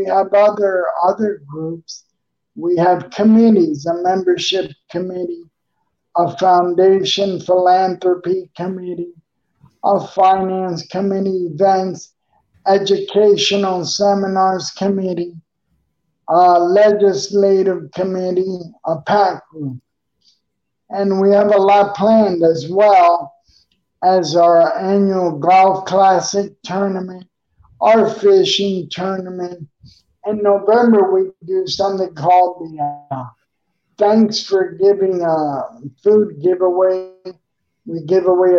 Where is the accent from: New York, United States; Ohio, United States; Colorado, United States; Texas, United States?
New York, United States; New York City; also born or lived in Coral Gables, Florida; now in Tampa Bay, United States; I'm originally from Queens, New York